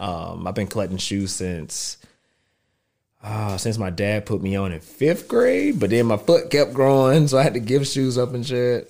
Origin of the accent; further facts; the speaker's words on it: North Carolina, United States; moved away; growing up in North Carolina